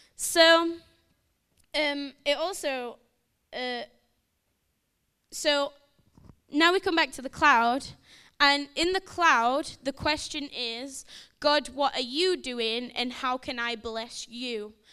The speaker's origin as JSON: {"language": "English", "town": "Sheffield", "region": "Yorkshire and the Humber", "country": "United Kingdom", "moved": "yes", "said": "I'm from Sheffield, so if you think I sound a bit funny, you're right"}